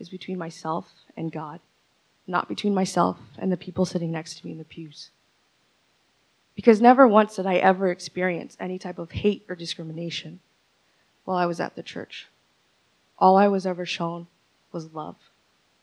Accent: Ventura County, California, United States; also born or lived in San Pedro Sula, Honduras; by the age of 4 and a half, they finally brought me over here. So Ventura County has been my home ever since.

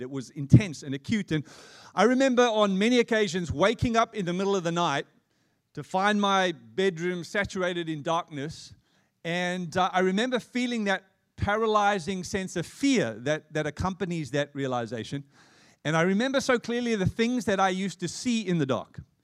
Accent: Johannesburg, Gauteng, South Africa; now in Australia; I'm an Australian citizen, having been born and raised in Johannesburg.

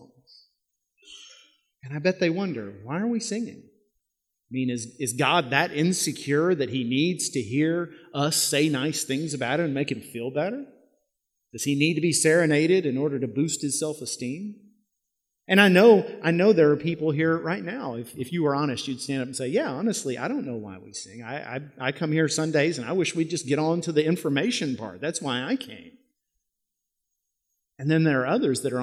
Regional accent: Yoakum, Texas, United States; my hometown in Yoakum

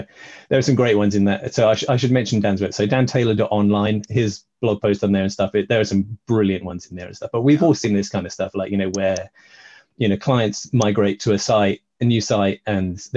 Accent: United Kingdom; I'm British

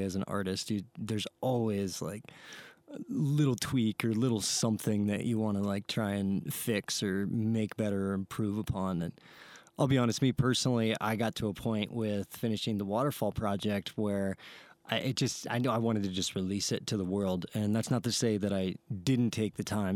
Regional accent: Ohio, United States; moved away as an adult; now in Santa Fe, United States; I'm from Ohio

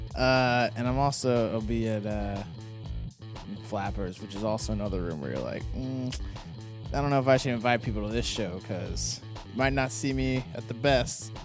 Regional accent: Arizona, United States; I grew up in Arizona

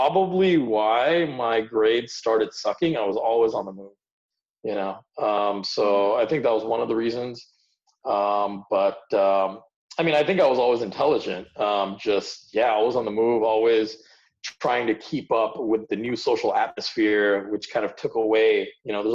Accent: United States; born or raised there; English is a second language; also born or lived in India

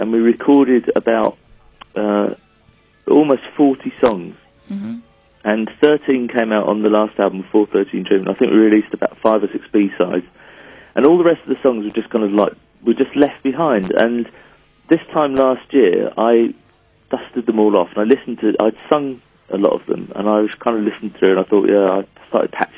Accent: England, United Kingdom; we're an English band. Like our culture is English and our humor is English

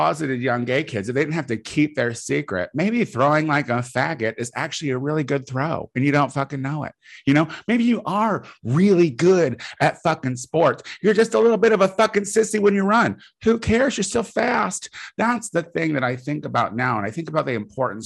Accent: Clinton, Illinois, United States; moved away; I'm going back to Clinton, Illinois, where I am born and raised in May.

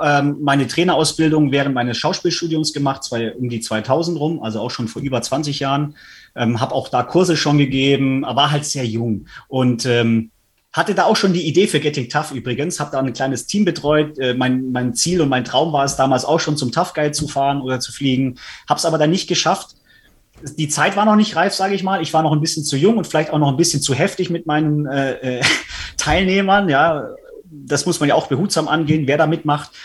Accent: Stuttgart, Baden-Württemberg, Germany; Ich komme ja aus Stuttgart

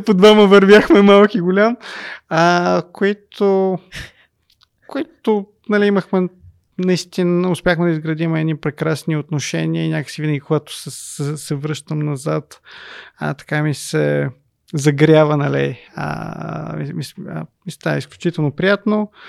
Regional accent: Sofia, Sofia City, Bulgaria; Аз израснах в Люлин

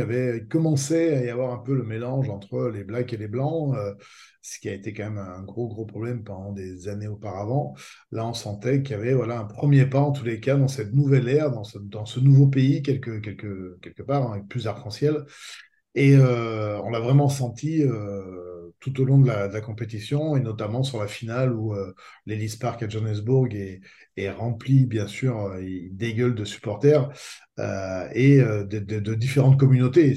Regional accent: France; en tant que Français

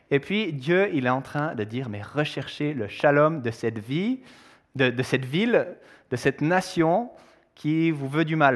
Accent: Switzerland; Évidemment, moi je suis suisse, marié à une américaine

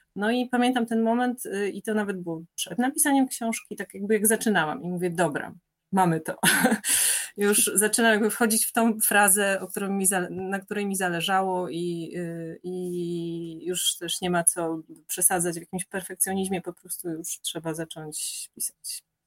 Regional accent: Moszna, Opole Voivodeship, Poland; now in Warsaw, Poland; Ja się urodziłam w ogóle w Opolu mm, i przez 10 lat mieszkałam w takiej miejscowości Moszna

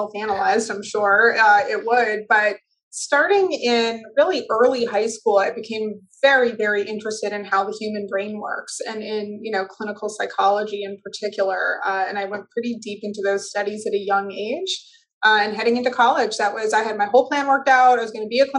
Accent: Weston, Massachusetts, United States; also born or lived in Sharon, Massachusetts; I lived in Weston until I was in the middle of my sophomore year of high school, and then we moved down to Sharon.

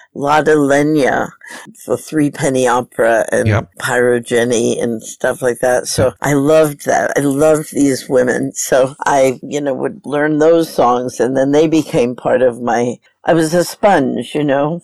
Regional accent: New York City, New York, United States; I grew up in New York

